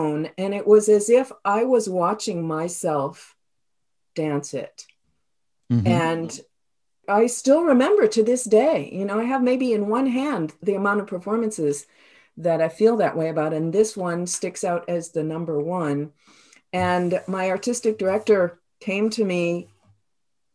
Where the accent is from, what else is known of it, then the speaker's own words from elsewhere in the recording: Toledo, Ohio, United States; first language English; moved away as an adult; also born or lived in New York; now in Canada; I'm originally from Toledo, Ohio